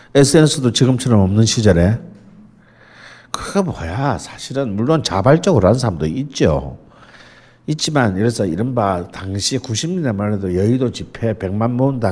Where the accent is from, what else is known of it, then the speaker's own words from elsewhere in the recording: Jeolla, South Korea; 저는 전라도